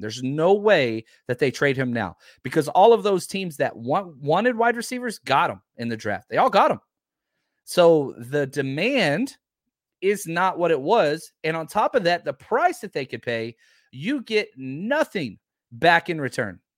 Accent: Dallas, Texas, United States; I'm from Dallas-Fort Worth.

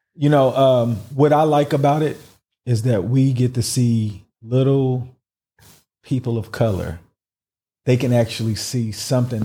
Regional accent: United States; now in United Arab Emirates

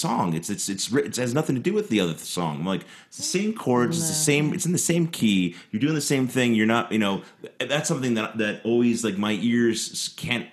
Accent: New York, New Jersey, Philadelphia area, Northeast, United States; moved away; I'm from the Northeast. From the New York, New Jersey, Philly area.

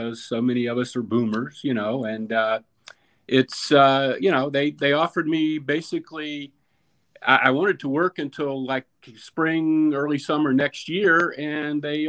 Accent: North Carolina, United States; moved away; I grew up in North Carolina.

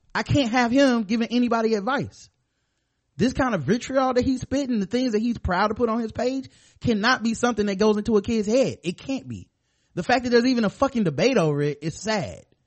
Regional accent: United States; I'm American

